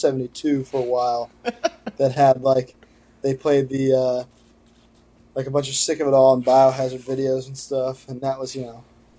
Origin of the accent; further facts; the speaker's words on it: Connecticut, United States; now in Los Angeles, United States; when my brother and I were younger, we grew up in Connecticut